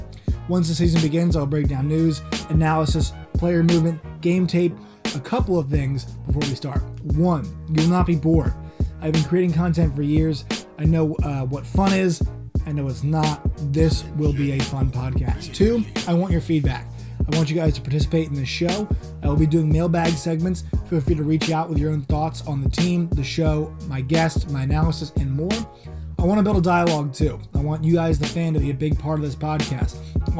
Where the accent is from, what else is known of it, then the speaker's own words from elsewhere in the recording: Richmond, Virginia, United States; now in Arlington, United States; I am from Richmond, Virginia. I live in Arlington, less than 10 miles away from Nats Park.